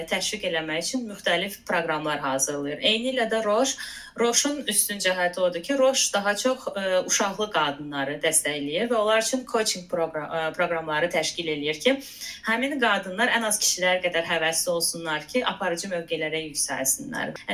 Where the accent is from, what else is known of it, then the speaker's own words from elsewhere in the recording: Azerbaijan; moved away as an adult; Azərbaycandan gəldiyim üçün, yəni hardasa şərq mədəniyyəti, nə bilim, türk mənşəli olduğum üçün